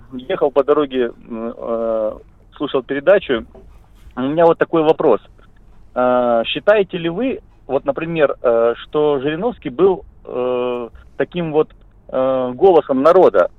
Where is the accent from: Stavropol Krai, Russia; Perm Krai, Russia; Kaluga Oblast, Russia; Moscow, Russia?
Stavropol Krai, Russia; Pyatigorsk; Я с города Пятигорска